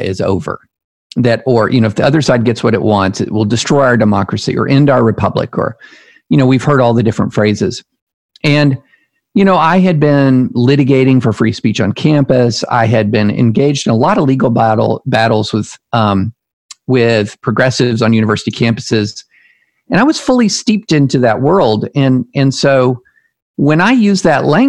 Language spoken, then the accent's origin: English; the South, United States; also born or lived in Alabama / Louisiana / Tennessee / Kentucky; I grew up in the South